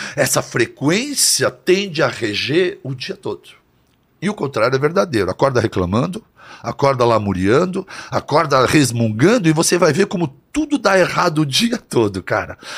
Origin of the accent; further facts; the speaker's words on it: São Paulo, Brazil; also born or lived in Santo André / São Bernardo do Campo; Aí depois fomos para São Bernardo e depois eu vim para São Paulo. Mas eu sempre estudei aqui em São Paulo